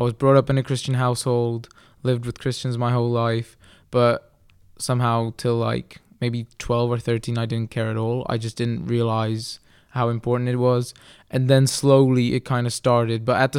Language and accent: English; Kralupy, Central Bohemian Region, Czechia; also born or lived in England; I was born in England because I'm a missionary kid, but now most of my life I've lived in the Czech Republic in Kralupy, which is a city northwest of Prague, very close to Prague.